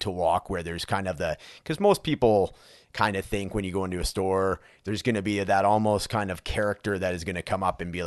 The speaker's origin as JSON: {"language": "English", "country": "Canada", "said": "I'm from Canada"}